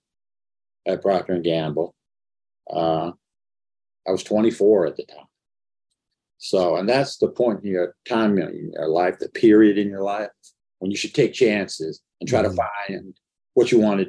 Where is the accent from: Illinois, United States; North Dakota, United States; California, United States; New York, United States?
California, United States; Inglewood; I'm from Los Angeles, Los Angeles area, I knew nobody in the movies. Inglewood was as far from Hollywood